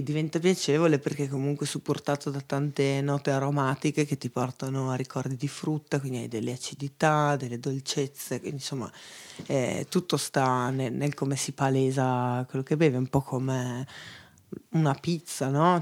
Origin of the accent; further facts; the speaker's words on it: Veneto, Italy; moved away as an adult; also born or lived in Copenhagen / Pollenzo; now in Bra, Italy; da buona veneta